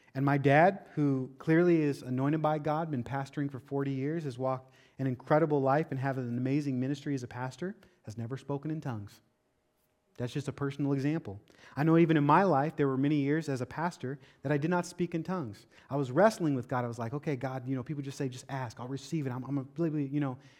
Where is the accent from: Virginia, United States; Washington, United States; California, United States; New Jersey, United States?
Washington, United States; moved away as an adult; now in Florida, United States; I'm from Washington State